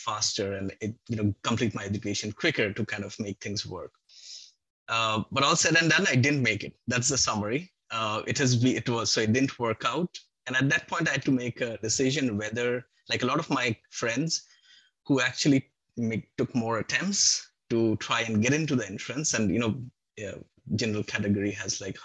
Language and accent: English; Kolkata, West Bengal, India; moved away; I'm from Calcutta originally